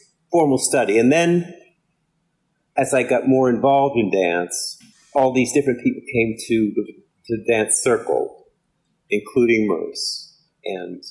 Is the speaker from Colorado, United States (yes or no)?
no; Boston, Massachusetts, United States; I'm from Boston, Massachusetts